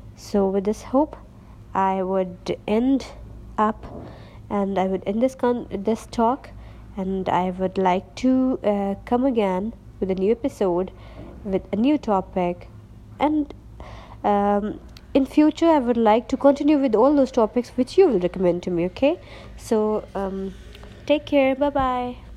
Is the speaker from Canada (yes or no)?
no; Pakistan; first language Urdu; English is a second language; I'm from Pakistan